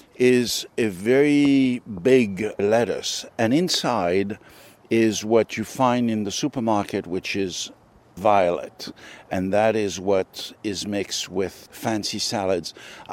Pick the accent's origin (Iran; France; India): France; also born or lived in Tunisia; Oh, I come from a long line of farmers in France and North Africa. I'm French, but I was born in North Africa, in Tunisia.